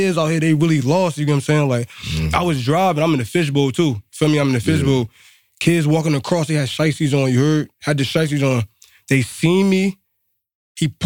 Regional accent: East Orange, New Jersey, United States; I'm from there, from the Spires and 7th Ave, bro, in the East Orange

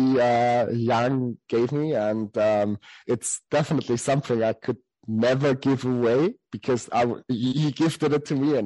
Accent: Salzburg, Austria; I come from the city where Sound of Music mostly was shot, except for studio, of course, but I come from Salzburg

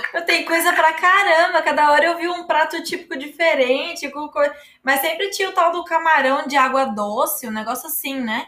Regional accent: Paraná, Brazil; now in São Paulo, Brazil; eu sou do Paraná, mas eu tô em São Paulo

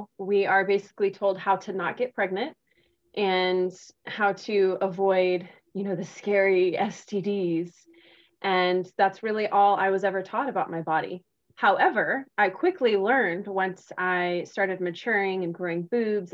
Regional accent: South Texas, United States; I grew up in South Texas, which is a part of the Bible Belt

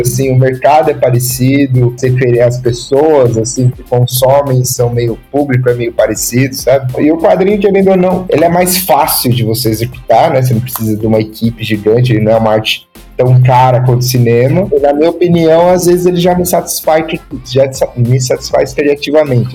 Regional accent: Osasco, São Paulo, Brazil; Eu sou aqui de Osasco, e eu juntava meus amigos aqui de bairro e tal, e fazia os filmes

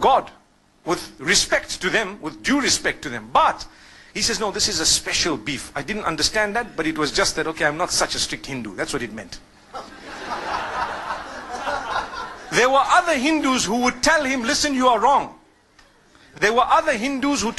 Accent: Zimbabwe; I grew up in Zimbabwe.

